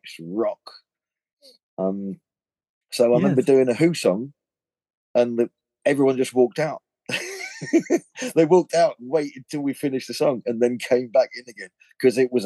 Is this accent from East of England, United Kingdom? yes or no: yes; Thurston, East of England, United Kingdom; also born or lived in Louth, Lincolnshire; Thurston, a little village four or five miles from Bury St. Edmunds